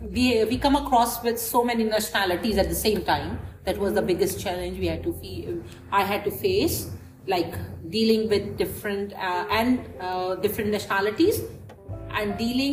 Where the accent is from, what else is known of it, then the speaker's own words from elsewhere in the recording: Pakistan; moved away as an adult; now in Dubai, United Arab Emirates; I grew up in Pakistan.